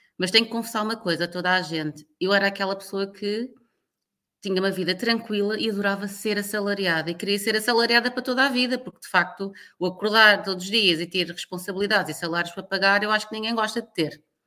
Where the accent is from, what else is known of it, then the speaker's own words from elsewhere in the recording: Lisbon, Portugal; moved away as an adult; also born or lived in Luanda, Angola / Timor-Leste; eu nasci e cresci em Lisboa